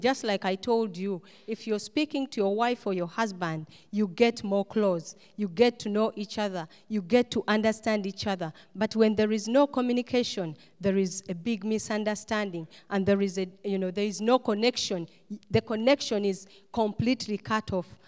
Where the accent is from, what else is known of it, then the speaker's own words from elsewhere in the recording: Uganda; moved away as an adult; also born or lived in Istanbul, Turkey; come back uh, to Uganda because that's my home country where I come from